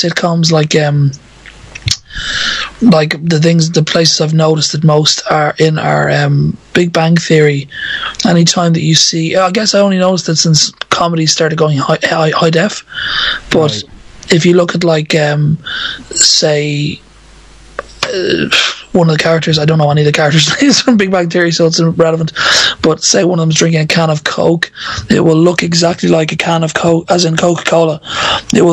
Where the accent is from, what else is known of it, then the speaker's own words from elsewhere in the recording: Ireland; I'm Irish, so it's kind of a social thing where you grow up most definitely living in that, you know, environment where all social interaction occurs around a pub or an off-license.